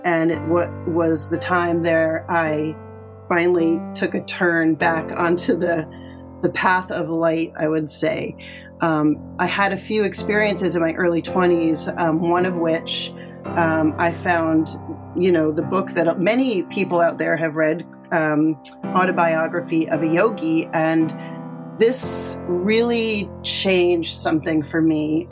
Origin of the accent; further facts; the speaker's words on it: Connecticut, United States; I grew up in Connecticut